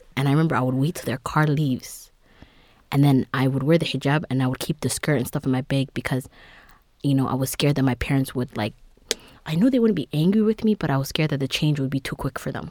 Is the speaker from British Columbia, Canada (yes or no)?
no; Toronto, Ontario, Canada; Growing up in Toronto, you know, born and raised in Dixon